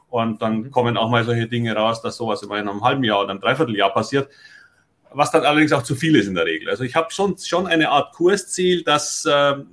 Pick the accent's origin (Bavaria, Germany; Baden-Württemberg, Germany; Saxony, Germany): Bavaria, Germany; Munich; now in Hamburg, Germany; man hört ja, dass ich nun kein Hamburger bin, sondern ich komme aus München. Und warum wechselt ein Münchner nach Hamburg?